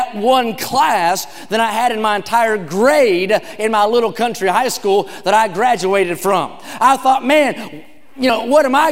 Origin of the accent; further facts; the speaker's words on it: West Virginia, United States; now in California, United States; I grew up in a town with just 2,000 people.